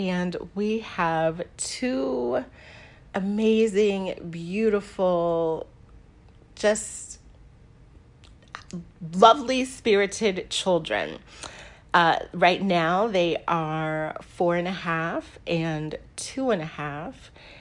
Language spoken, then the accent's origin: English; Washington, District of Columbia, United States; moved away as an adult; also born or lived in Mississippi / Virginia; now in New Jersey, United States; I grew up in D.C. That is where I had my formative years in the DMV area, as it's called now.